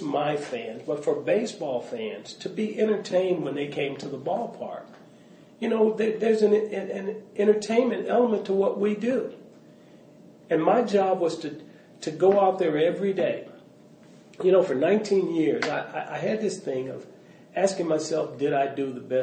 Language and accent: English; Los Angeles, California, United States; also born or lived in Mobile, Alabama; growing up in South Central Los Angeles